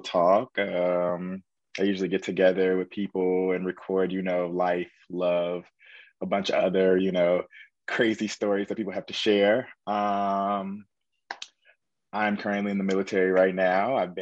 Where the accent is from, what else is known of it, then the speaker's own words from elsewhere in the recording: Indianapolis, Indiana, United States; moved away as an adult; I really wanted to get out of Indiana. That's where I'm from Indianapolis, Indiana